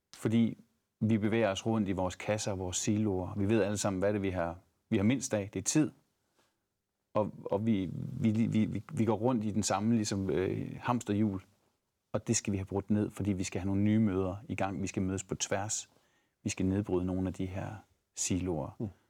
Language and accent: Danish; Thy, North Denmark Region, Denmark; also born or lived in Aarhus; now in Ebeltoft, Denmark; jeg er egentlig fra Thy